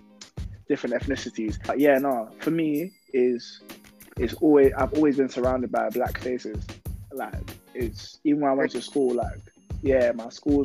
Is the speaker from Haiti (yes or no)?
no; London, United Kingdom; Yeah, so I'm from Tottenham.